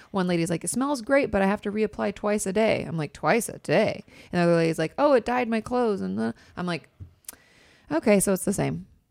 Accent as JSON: {"language": "English", "area": "near Vancouver", "region": "Washington", "country": "United States", "tie": "born or raised there", "moved": "yes", "lives_now": "Los Angeles, United States", "said": "I grew up not too far from Vancouver, so that's, like, right in my neck of the woods"}